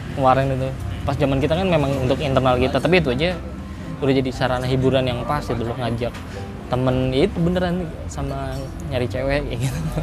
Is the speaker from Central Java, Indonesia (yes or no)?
yes; Pekalongan, Central Java, Indonesia; also born or lived in Bogor; di tempat asalku eh, Pekalongan sama di Bogor